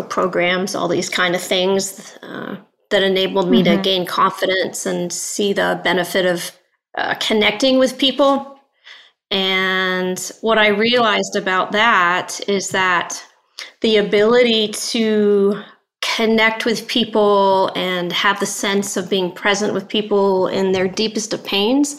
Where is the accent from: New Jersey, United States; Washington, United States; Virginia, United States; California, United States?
Virginia, United States; Northern; also born or lived in North Wales, United Kingdom; I immigrated to the States when I was about 7 years of age.